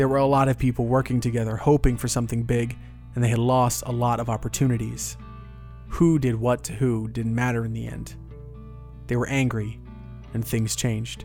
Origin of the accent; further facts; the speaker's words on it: Orlando, Florida, United States; I was from Orlando